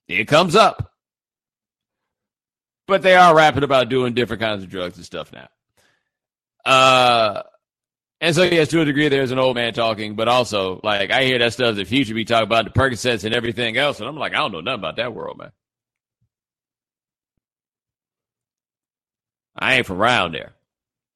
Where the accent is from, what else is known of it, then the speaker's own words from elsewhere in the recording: Houston, Texas, United States; I'm from Houston